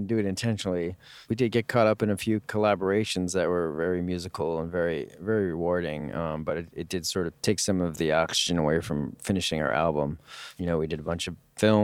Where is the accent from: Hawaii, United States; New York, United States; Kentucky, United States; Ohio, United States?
New York, United States; moved away; also born or lived in Westchester; I grew up in New York.